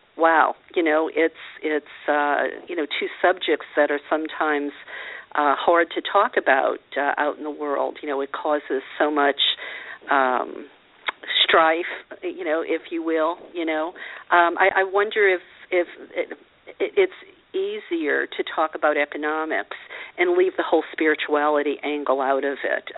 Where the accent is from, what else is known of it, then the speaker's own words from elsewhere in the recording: Louisiana, United States; I grew up a Catholic in Louisiana